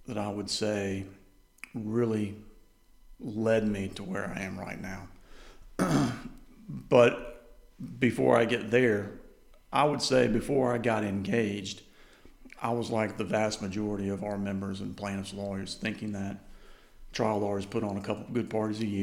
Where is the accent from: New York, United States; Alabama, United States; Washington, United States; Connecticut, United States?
Alabama, United States; Birmingham; also born or lived in Columbus, Georgia; I was born in Columbus, Georgia at Fort Benning. Okay. My dad was stationed there. And then he moved to Birmingham to go to Cumberland Law School. And I've lived there the remainder of my life